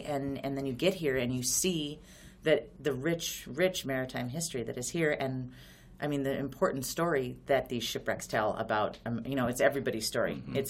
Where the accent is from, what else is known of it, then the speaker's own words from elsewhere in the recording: Montana, United States; moved away as an adult; also born or lived in the West; now in Alpena, United States; I'm from Montana, so I was living in Montana.